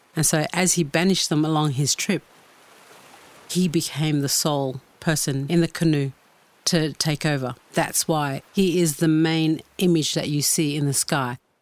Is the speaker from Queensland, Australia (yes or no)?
yes; Torres Strait Islands, Queensland, Australia; I come from the Torres Straits.